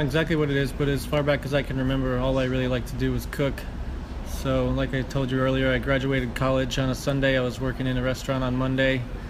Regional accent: Connecticut, United States; I'm from relatively small town in Connecticut, but with a big family. So my dad is one of 10 kids in an Italian family.

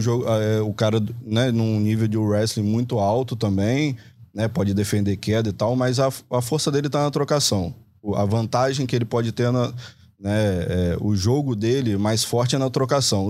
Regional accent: Brazil; como brasileiro

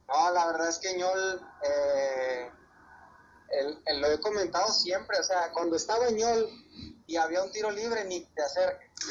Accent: Mexico; aquí en México le echamos a la fruta

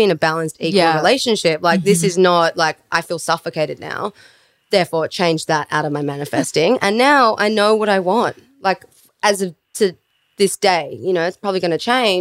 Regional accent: Melbourne, Victoria, Australia; now in Sydney, Australia; I come from Melbourne

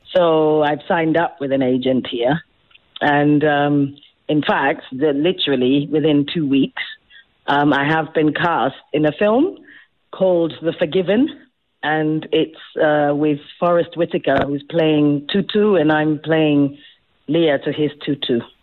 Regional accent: South Africa; moved away; also born or lived in England; I am the South African actress. So how heartening to come home

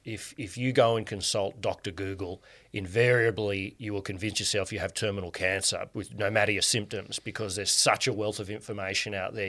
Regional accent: Canberra, Australian Capital Territory, Australia; And you and I grew up in Canberra

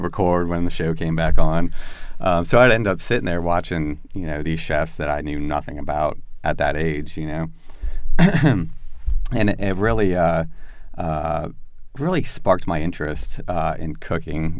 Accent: Florida, United States; moved away as an adult; also born or lived in South Carolina; growing up in Florida, like you don't see farms

